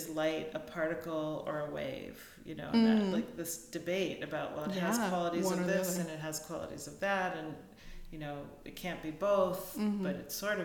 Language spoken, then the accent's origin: English; United States; growing up in the States